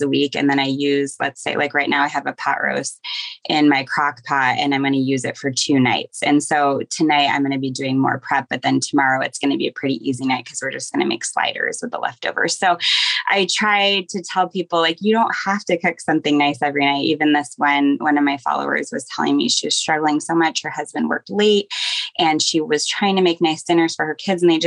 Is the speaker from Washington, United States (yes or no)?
yes; Seattle, Washington, United States; now in Portland, United States; I grew up in Seattle